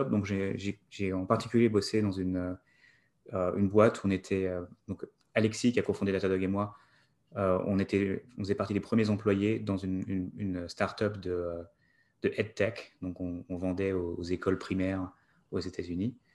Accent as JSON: {"language": "French", "country": "France", "tie": "born or raised there", "also_born_or_lived": "New York, United States", "moved": "as an adult", "lives_now": "United States", "said": "grandi en France, étudié en France."}